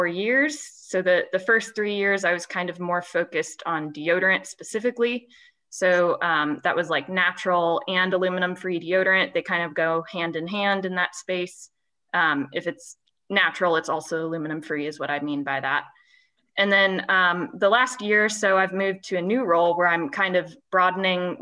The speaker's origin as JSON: {"language": "English", "town": "Columbus", "region": "Indiana", "country": "United States", "tie": "born or raised there", "also_born_or_lived": "West Lafayette, Indiana", "moved": "as an adult", "lives_now": "Cincinnati, United States", "said": "I am from Indiana, so I was born and raised in Columbus, Indiana. I now live in Cincinnati"}